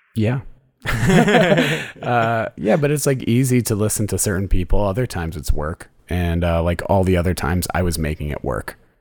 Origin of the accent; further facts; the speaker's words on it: Connecticut, United States; moved away; i'm from connecticut